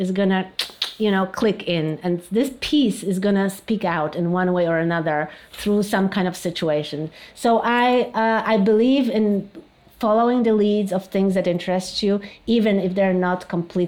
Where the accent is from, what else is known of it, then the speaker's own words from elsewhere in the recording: Poland; moved away as an adult; also born or lived in New York, United States; now in Warsaw, Poland; I'm a Polish artist